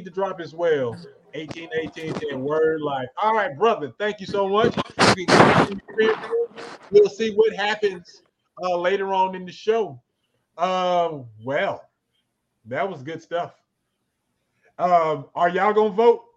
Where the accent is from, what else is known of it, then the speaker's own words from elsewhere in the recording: Arkansas, United States; I'm from a small town in Arkansas.